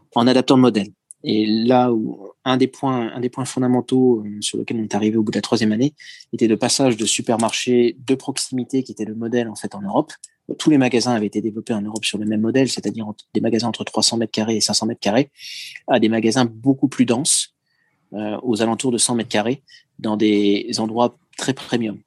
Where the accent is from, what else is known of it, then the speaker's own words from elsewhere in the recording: France; moved away as an adult; now in Japan; je changerai pas le fait que je suis français, je me sens d'ailleurs d'autant plus français que je suis maintenant français de l'étranger